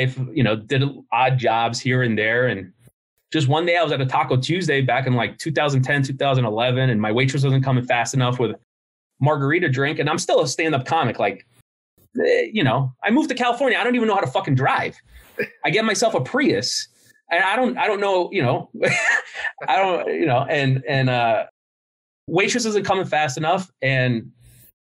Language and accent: English; Cuba; I'm the worst Cuban in the world.